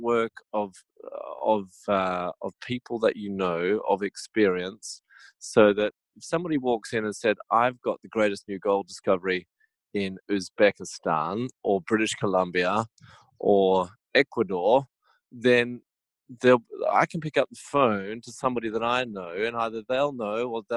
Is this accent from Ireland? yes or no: no; Australia; it probably is a bit of Aussie prejudice